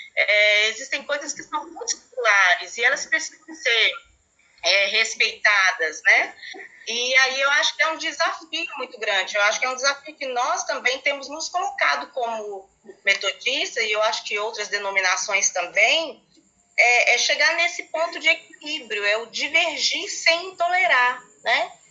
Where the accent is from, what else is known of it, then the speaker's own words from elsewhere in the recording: Brazil; como brasileiros e brasileiras, cidadãos, né, cidadãs